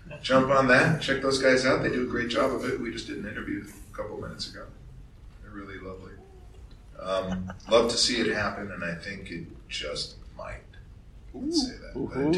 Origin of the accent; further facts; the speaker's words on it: Australia; Make it happen, because we're all Australian. Isn't it part of the DNA? It's certainly part of the Australian DNA.